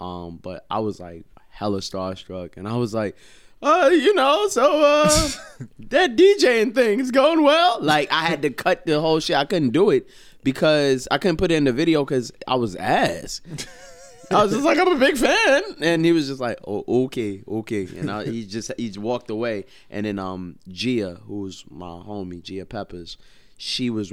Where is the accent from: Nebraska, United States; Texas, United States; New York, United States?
New York, United States; New York City; now in New Jersey, United States; Born and raised in Brooklyn, New York